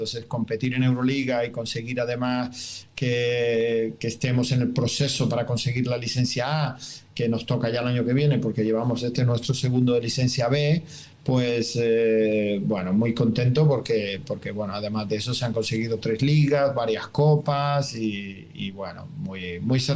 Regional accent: Germany; Spanish is a second language; cuando llegué aquí pues me preguntaba un poco, eh, como buen alemán, ¿no?

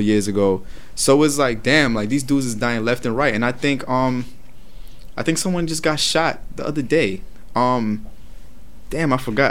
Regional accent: New York, United States; I'm from New York

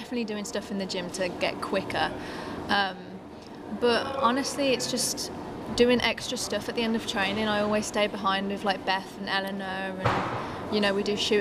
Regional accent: Birmingham, West Midlands, United Kingdom; also born or lived in United States; now in Durham, United Kingdom; growing up in England

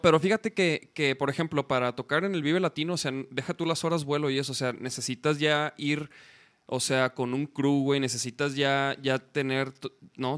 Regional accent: Chihuahua, Mexico; moved away as an adult; now in Mexico City, Mexico; yo soy de Chihuahua, güey. A mí me tocó. Yo llegué como en el, 2007

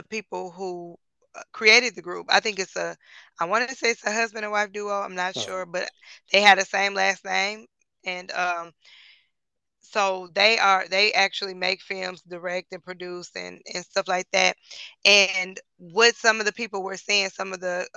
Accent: Detroit, Michigan, United States; we're from Detroit

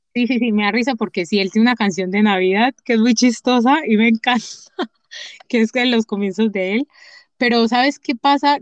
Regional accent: Medellín, Antioquia, Colombia; accent: paisa; also born or lived in Chocó; yo nací en el Chocó, pero yo, la gente me dice que yo soy paisa, porque vivo toda mi vida en Medellín

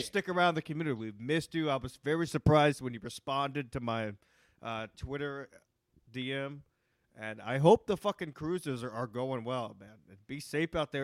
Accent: Texas, United States; moved away; I'm from Texas too

